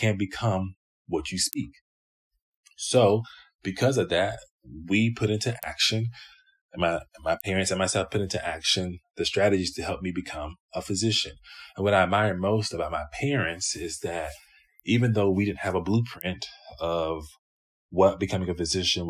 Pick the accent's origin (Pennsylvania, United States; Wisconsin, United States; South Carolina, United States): South Carolina, United States; Greenville; now in Cincinnati, United States; I grew up in Greenville, South Carolina